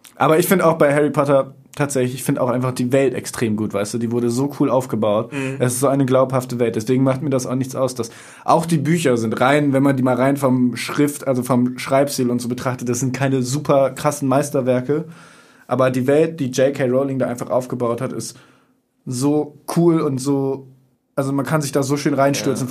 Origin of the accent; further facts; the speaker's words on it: Oldenburg, Lower Saxony, Germany; moved away as an adult; now in Bremen, Germany; Ich komme ursprünglich auch aus Oldenburg, aber wohne mittlerweile in Bremen